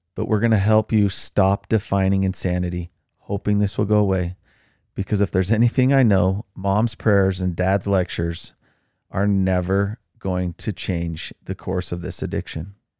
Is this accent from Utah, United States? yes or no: yes; Utah, United States; I grew up in Utah.